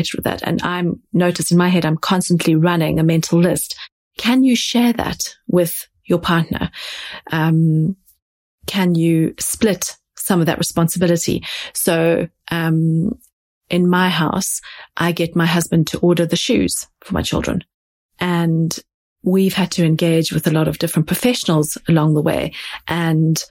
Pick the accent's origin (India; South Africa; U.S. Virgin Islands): South Africa; now in London, United Kingdom; I grew up in South Africa.